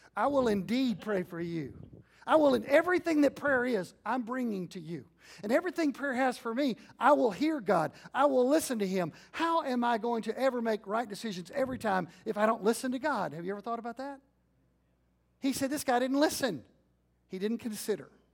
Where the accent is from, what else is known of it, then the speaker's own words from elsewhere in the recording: Jewett, Texas, United States; also born or lived in Arlington, Texas; my little church I grew up in First Baptist Jewett